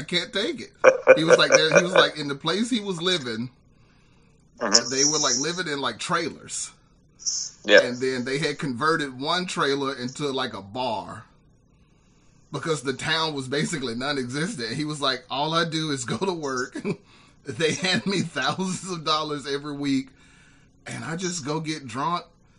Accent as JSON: {"language": "English", "town": "Birmingham", "region": "Alabama", "country": "United States", "tie": "born or raised there", "also_born_or_lived": "Jacksonville, Florida / Nashville, Tennessee", "moved": "as an adult", "said": "born and raised in Birmingham, man. I pretty much lived here my whole life, brief stint in Jacksonville, Florida, and then, yeah, I moved from Birmingham to Nashville"}